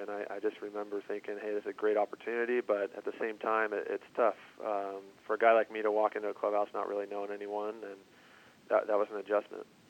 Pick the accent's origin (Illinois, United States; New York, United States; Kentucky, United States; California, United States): California, United States; Southern; moved away as an adult; how I was brought up in Southern California